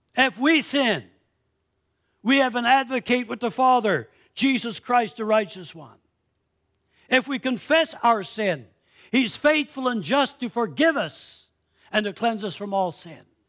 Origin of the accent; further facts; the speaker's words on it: Canada; I'm a Canadian citizen.